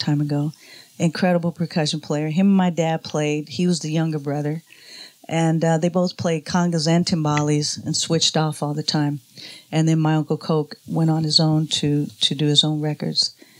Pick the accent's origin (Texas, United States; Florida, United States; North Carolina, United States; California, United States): California, United States; Oakland; Born and raised in Oakland, California.